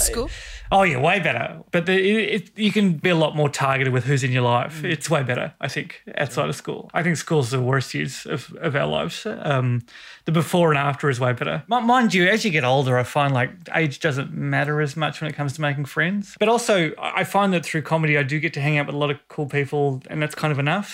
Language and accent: English; Australia; I said, Australia.